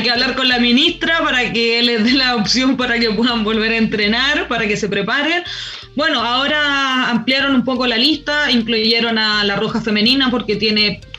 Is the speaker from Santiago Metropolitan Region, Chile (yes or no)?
yes; Maipú, Santiago Metropolitan Region, Chile; moved away; also born or lived in Spain; yo soy de Maipú